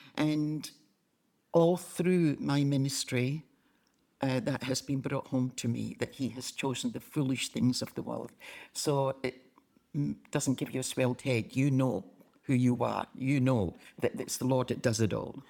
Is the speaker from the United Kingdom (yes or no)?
yes; Glasgow, Scotland, United Kingdom; accent: Scottish; moved away; I was born in Glasgow, Govan.